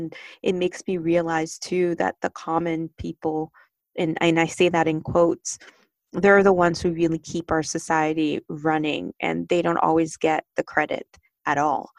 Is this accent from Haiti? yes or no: yes; Haiti; especially since I grew up in Haiti and knowing about if you want to, and I grew up, I should say, where we didn't have running water in our home.